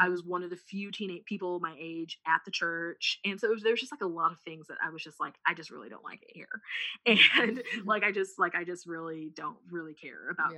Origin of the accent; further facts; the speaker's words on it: Missouri, United States; i'm from Missouri, and Missouri is the show me state